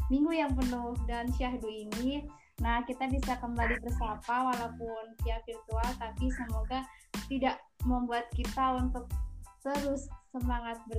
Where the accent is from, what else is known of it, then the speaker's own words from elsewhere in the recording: West Java, Indonesia; Ini kan gue dari